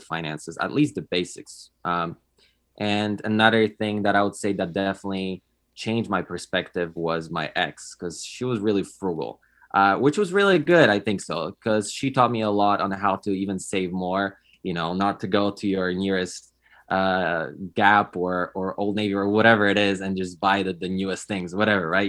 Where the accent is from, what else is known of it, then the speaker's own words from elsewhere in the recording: Poland; moved away as an adult; also born or lived in California; now in United States; I moved to, to the United States because I'm originally from Poland